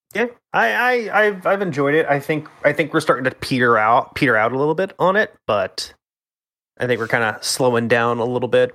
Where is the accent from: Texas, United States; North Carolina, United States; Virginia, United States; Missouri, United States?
Texas, United States; I'm from Texas.